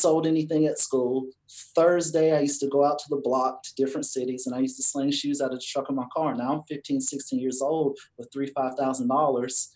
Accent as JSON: {"language": "English", "town": "Cleveland", "region": "Georgia", "country": "United States", "said": "I'm from Georgia. I'm from a little tiny town called Cleveland, Georgia"}